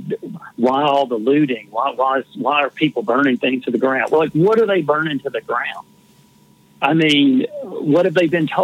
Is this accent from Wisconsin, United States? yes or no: no; Shaw, Mississippi, United States; moved away; my hometown in Shaw, Mississippi, right in the middle of the Delta